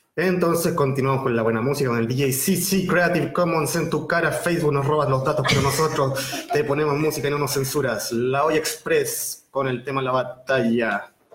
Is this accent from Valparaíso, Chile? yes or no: yes; Viña del Mar, Valparaíso, Chile; Yo soy de Viña del Mar, pero digo que soy de Valparaíso